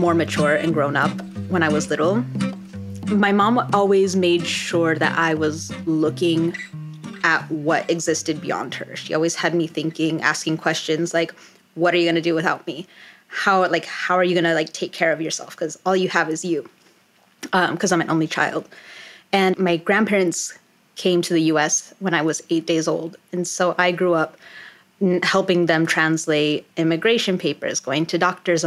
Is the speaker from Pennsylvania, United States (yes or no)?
no; Colorado, United States; also born or lived in New York City, United States; now in Washington, D.C., United States; I am originally from Colorado